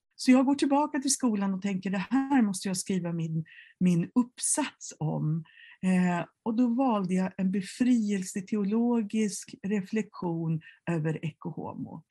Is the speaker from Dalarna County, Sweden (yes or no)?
yes; Mora, Dalarna County, Sweden; i Mora, där jag växte upp